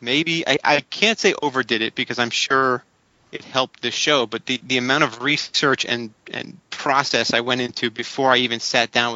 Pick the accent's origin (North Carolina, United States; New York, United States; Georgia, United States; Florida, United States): Florida, United States; South; I grew up in South Florida